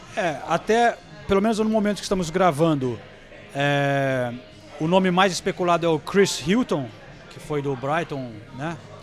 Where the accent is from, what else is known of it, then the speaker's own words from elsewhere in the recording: Brazil; a gente é brasileiro